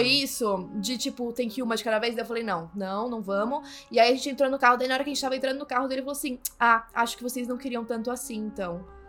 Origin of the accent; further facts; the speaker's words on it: São Paulo, Brazil; eu sou de São Paulo